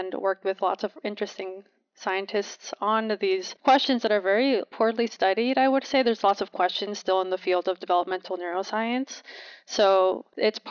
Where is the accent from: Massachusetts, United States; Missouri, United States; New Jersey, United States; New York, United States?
New Jersey, United States; I was born and raised in New Jersey